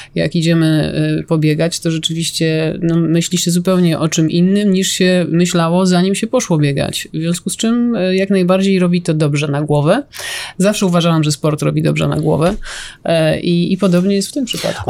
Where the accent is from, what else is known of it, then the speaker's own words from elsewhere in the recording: Stalowa Wola, Subcarpathian Voivodeship, Poland; z mojego rodzinnego miasta